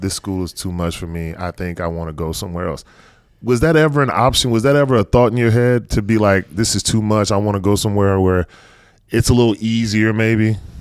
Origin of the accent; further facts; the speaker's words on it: North Carolina, United States; me growing up in North Carolina